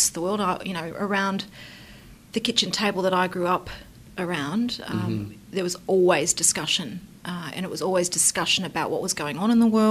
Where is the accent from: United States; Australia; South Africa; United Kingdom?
Australia; Brisbane, Queensland; I grew up in Brisbane